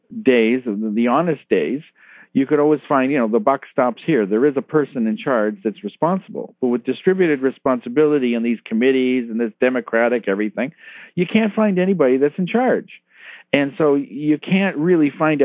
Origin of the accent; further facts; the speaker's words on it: Toronto, Ontario, Canada; I'm originally from Toronto in Canada, and we were one of the first churches in the Toronto area to move the altar